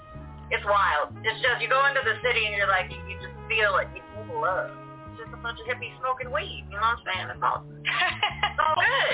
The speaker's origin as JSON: {"language": "English", "town": "Denver", "region": "Colorado", "country": "United States", "tie": "born or raised there", "said": "Denver, Colorado, baby. Born and raised."}